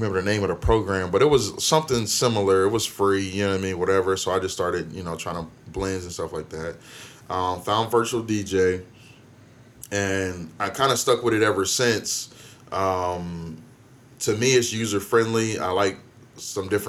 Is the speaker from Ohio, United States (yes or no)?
yes; Canton, Ohio, United States; I grew up in Canton, Ohio, Canton, Maslin area